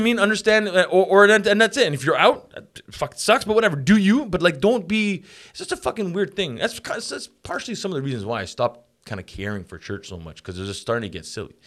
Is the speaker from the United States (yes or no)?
no; Montreal, Quebec, Canada; I grew up in Montreal